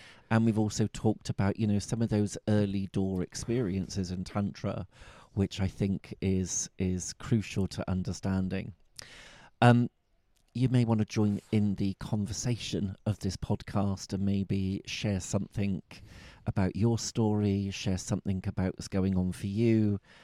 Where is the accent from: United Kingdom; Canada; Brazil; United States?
United Kingdom; Bristol, South West England; accent: Bristol; my Bristol accent